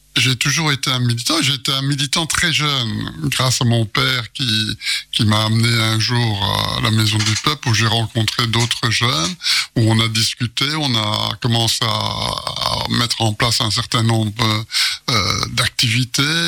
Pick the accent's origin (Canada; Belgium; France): Belgium; je suis belge